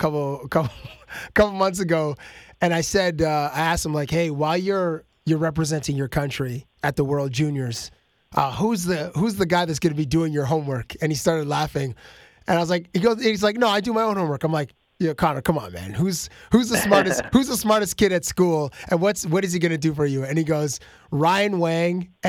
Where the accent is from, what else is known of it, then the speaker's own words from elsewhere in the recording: Canada; as a Canadian